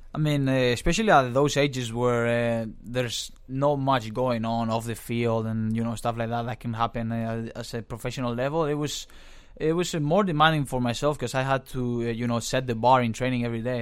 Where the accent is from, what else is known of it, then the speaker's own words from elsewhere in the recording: Valencia, Valencian Community, Spain; moved away as an adult; also born or lived in Pittsburgh, United States; now in Los Angeles, United States; being from Spain, uh, you, you get that, that growing up with all the, uh, soccer around you.